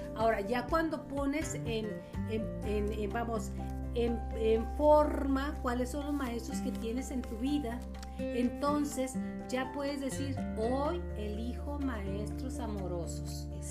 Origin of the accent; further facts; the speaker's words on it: Chihuahua, Mexico; somos de aquí de Chihuahua